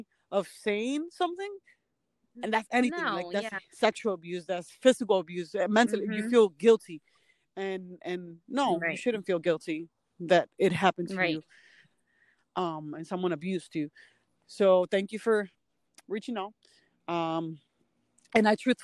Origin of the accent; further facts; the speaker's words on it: Miami, Florida, United States; moved away as an adult; I'm from Miami, and after I left Miami, which has been like almost 4 years